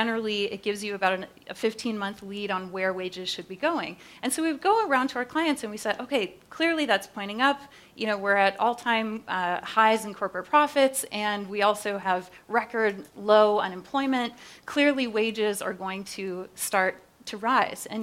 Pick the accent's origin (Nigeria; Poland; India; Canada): Canada; now in United States; I'm Canadian originally